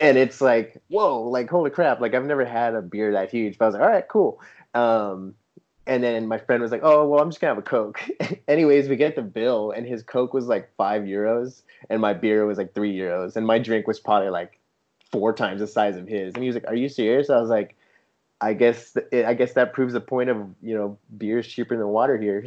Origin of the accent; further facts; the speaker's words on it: San Diego, California, United States; moved away as an adult; also born or lived in Arizona / Seattle; now in Germany; I grew up in San Diego, California